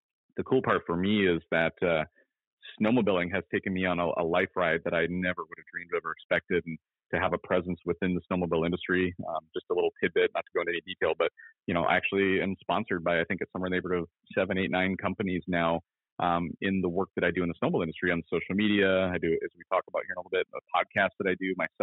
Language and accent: English; Merrifield, Minnesota, United States; moved away as an adult; also born or lived in Brainerd, Minnesota / New Hampshire; now in Sammamish, United States; Grew up riding the ditches, the lakes, the trails of around my hometown in Merrifield, Minnesota.